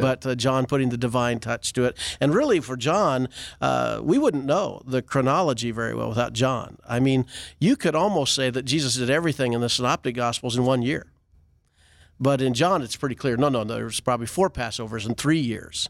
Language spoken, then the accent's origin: English; Iowa, United States; moved away; I come from Iowa.